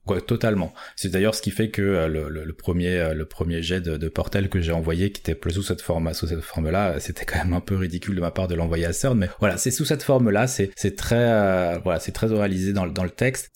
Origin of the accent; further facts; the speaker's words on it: Paris, Île-de-France, France; moi je suis de Paris